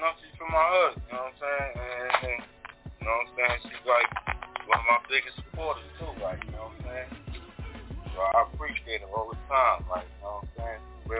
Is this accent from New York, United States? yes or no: yes; New York City, New York, United States; accent: New York; moved away as an adult; now in Pennsylvania, United States; I'm from Queens, full time, you know what I'm saying? I stay out in Pennsylvania right now, though, been out here for some years.